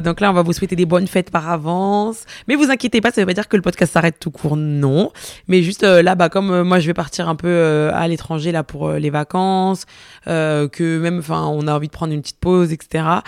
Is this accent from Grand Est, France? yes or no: no; Marseille, Provence-Alpes-Côte d'Azur, France; je suis marseillaise